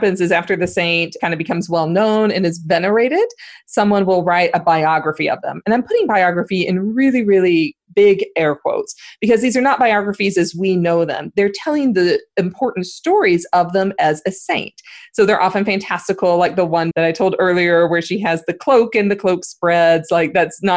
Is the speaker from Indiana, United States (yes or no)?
no; Northern Louisiana, United States; I am from Louisiana, but I'm from Northern Louisiana